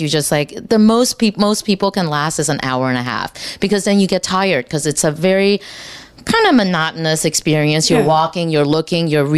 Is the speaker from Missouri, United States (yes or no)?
no; Texas, United States; now in New York City, United States; I'm from Texas